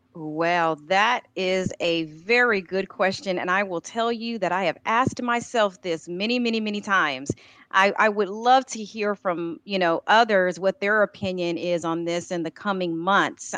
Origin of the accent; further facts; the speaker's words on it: Texas, United States; I am born and raised and grew in Texas. I will tell you because I have been here all my life